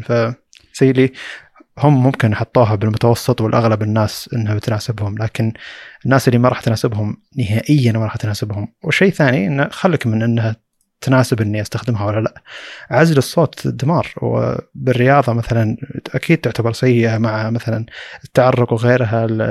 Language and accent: Arabic; Saudi Arabia; عندنا في السعوديه